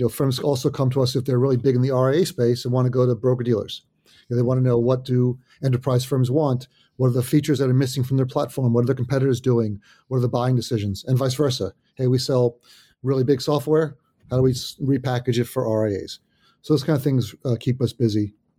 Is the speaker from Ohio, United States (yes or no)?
no; New Jersey, United States; also born or lived in Oyster Bay, Long Island, New York; I was raised in New Jersey. So been in New Jersey a long time